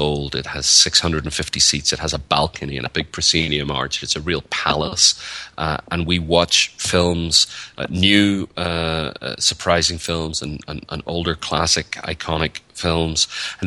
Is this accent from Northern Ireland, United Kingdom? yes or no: yes; Northern Ireland, United Kingdom; moved away as an adult; now in United States; So I'm from Northern Ireland, or the north of Ireland, and I've lived in the United States for about 7 or 8 years